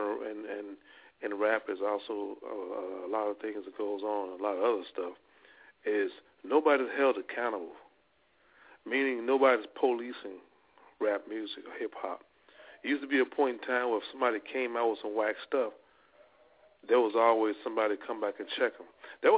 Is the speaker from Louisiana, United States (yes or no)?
yes; Louisiana, United States; I'm from Louisiana